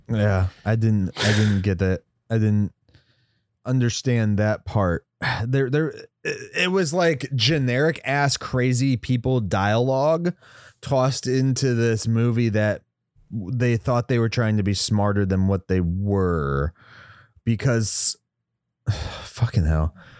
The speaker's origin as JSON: {"language": "English", "region": "West Virginia", "country": "United States", "tie": "born or raised there", "said": "I grew up in West Virginia a lot"}